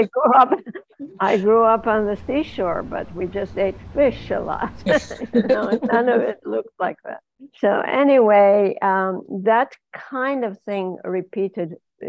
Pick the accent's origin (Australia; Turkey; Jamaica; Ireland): Turkey; Izmir; first language Ladino; English is a second language; moved away as an adult; also born or lived in Netherlands / Israel / Kansas City, United States; now in Dallas, United States; I was born and raised in Izmir, Turkey